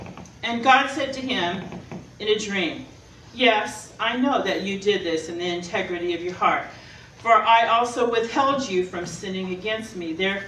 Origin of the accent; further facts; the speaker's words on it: California, United States; Because I came from Southern Cal, and everything there, most of everything there was a lot of fakeness and materialism